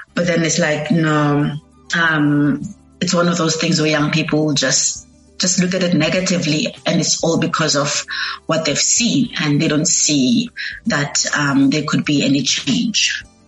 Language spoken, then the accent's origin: English; Eastern Cape, South Africa; moved away as an adult; now in Cape Town, South Africa